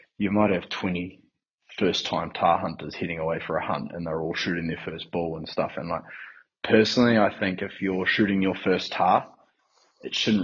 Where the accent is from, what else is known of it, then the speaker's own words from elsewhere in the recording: Northland, New Zealand; also born or lived in Whangarei; now in Christchurch, New Zealand; growing up in Northland